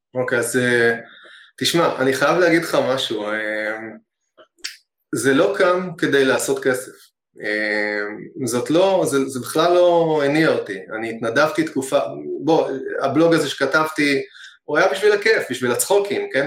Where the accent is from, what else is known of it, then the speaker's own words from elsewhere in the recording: Hod HaSharon, Central District, Israel; אני גדלתי בהוד השרון